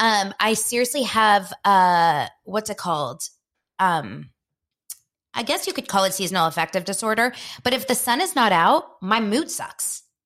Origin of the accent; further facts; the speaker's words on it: Los Angeles, California, United States; in Israel, where my parents are from, they named me, even though I was born here in Los Angeles